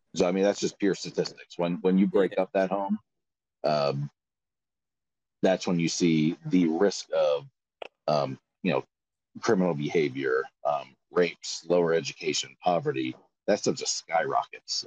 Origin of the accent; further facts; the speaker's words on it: Florida, United States; I'm from Florida